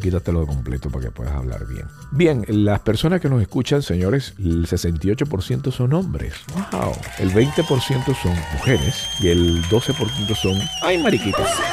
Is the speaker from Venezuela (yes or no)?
yes; Venezuela; now in Miami, United States; yo soy venezolano, no soy peruano